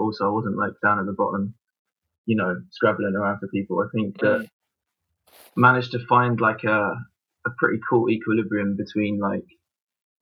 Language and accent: English; London, United Kingdom; also born or lived in Bow, London / France; we moved out to Wanstead when I was 8. So I went to Wanstead High